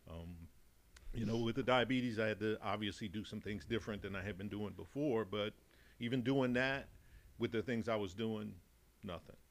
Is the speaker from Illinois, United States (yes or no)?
yes; Chicago, Illinois, United States; accent: Chicago Texan; moved away as an adult; also born or lived in Dallas, Texas; now in Massachusetts, United States; I'm originally from Chicago, mm-hmm. born and raised. So, 40 years in Chicago and then 10 years in Texas